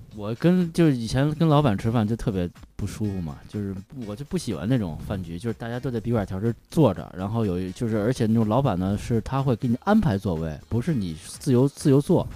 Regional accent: Xinjiekou, Beijing, China; 小时候在新街口

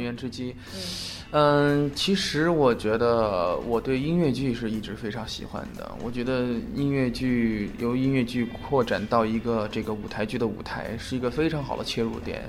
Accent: Chengdu, Sichuan, China; now in Beijing, China; 首先我是成都老青年啊， 土生土长的成都人， 然后，呃，其实成都对于我来说，就是我的家乡首先是毋庸置疑的， 而且，呃，其实我工作重点在北京，但是每次回到成都

